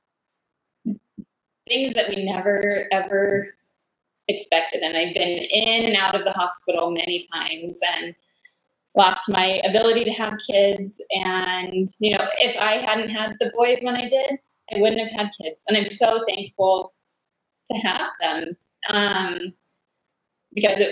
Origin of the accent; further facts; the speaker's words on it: Colorado, United States; moved away as an adult; also born or lived in Texas; now in Michigan, United States; I was born in Colorado, and then I moved to Texas to go to school